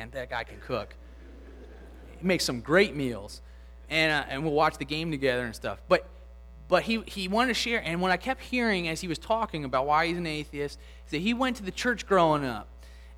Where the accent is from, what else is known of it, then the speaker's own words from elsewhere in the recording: Lutherville, Maryland, United States; now in Pen Lucy, Baltimore, United States; where I grew up in Lutherville